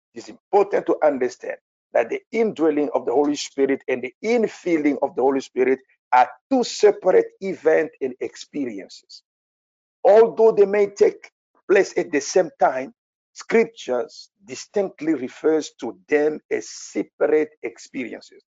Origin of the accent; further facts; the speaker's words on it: France; English is a second language; I'm a French people